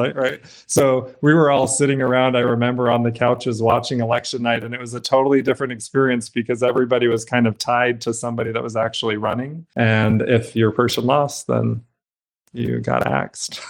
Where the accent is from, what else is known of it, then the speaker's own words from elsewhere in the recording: Brigham City, Utah, United States; I grew up in Utah in Brigham City's small town